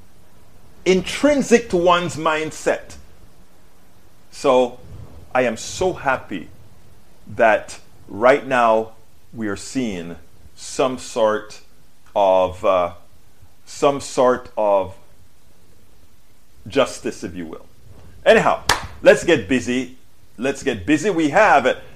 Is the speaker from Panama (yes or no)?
yes; Panama; now in United States; I'm from Panama, a third world country